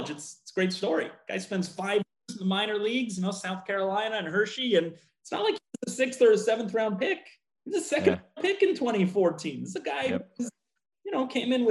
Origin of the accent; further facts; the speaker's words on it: Montreal, Quebec, Canada; moved away as an adult; now in Washington, United States; born and raised in Montreal